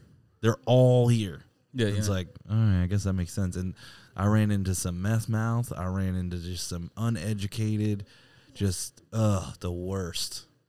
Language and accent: English; Virginia, United States; moved away; also born or lived in San Diego; from Virginia.